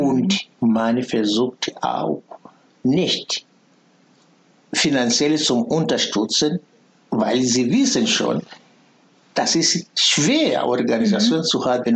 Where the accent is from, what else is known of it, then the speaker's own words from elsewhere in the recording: foot of Kilimanjaro, Tanzania; German is a second language; moved away as an adult; now in Berlin, Germany; Bin ich geboren am Fuß des Kilimanjaro in damalige Deutsch-Ostafrika, heute Tansania